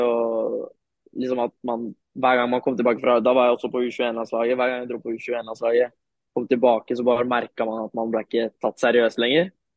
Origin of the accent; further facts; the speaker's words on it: Norway; also born or lived in Turkey; now in Sofia, Bulgaria; vi er en norsk trio her nede nå.